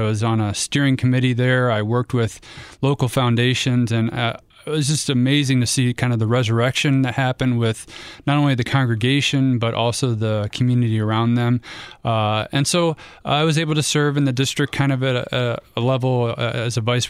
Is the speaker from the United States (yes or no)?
yes; Ohio, United States; Nope. I'm from the North. I had to serve quite a long time in the South. So it was kind of funny being on the wrong side of the state. I went to Ohio State and it was kind of in the middle, but definitely growing up, I was Cleveland all the way.